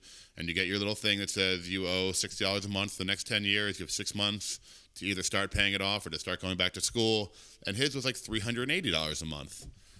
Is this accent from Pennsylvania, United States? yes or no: yes; Philadelphia, Pennsylvania, United States; moved away; also born or lived in Steamboat Springs, Colorado; I grew up in Philadelphia.